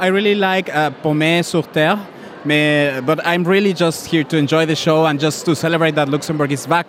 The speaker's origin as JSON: {"language": "English", "country": "Mexico", "moved": "yes", "lives_now": "France", "said": "I am from Mexico."}